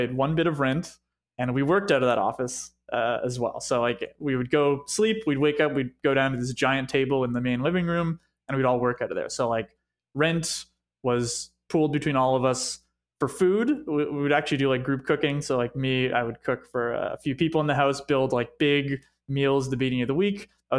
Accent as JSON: {"language": "English", "town": "Montreal", "region": "Quebec", "country": "Canada", "tie": "born or raised there", "moved": "yes", "said": "coming and growing up in Montreal"}